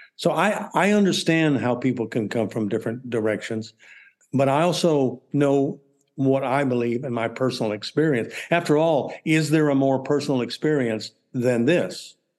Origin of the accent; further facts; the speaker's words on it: Texas, United States; I'm from Texas